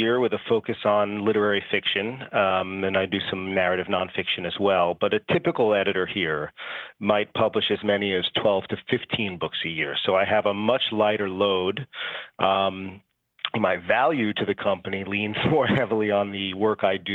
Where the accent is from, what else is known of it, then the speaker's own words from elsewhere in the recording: New York City, New York, United States; I'm a New Yorker, born and bred.